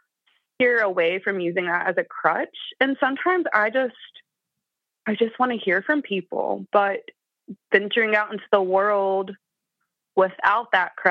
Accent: Appalachia, United States; So like I said, I'm from Appalachia. I don't think I have a very strong accent. I've had some media training, so I've learned to neutralize my accent.

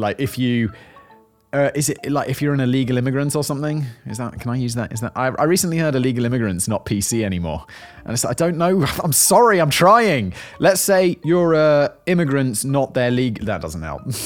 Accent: United Kingdom; now in Czech Republic; I am British. I am from the United Kingdom

